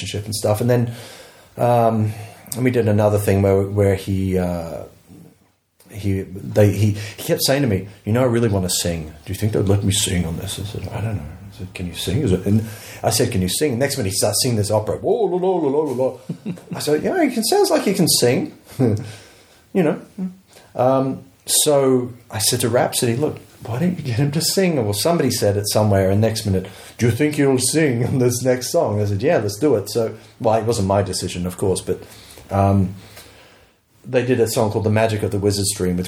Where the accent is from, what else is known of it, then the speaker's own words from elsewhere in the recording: United Kingdom; moved away; I was British, not Australian